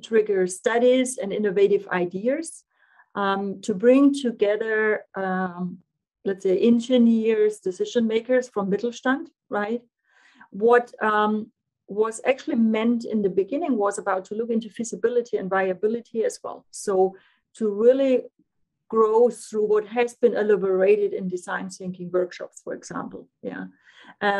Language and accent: English; Germany; English is a second language; moved away as an adult; now in Switzerland; I'm from German nature, living here in Switzerland for more than 15 years.